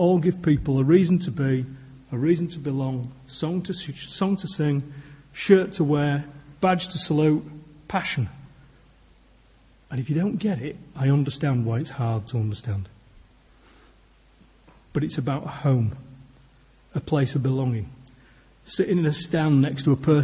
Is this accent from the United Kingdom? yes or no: yes; Yorkshire and the Humber, United Kingdom; I'm a Yorkshireman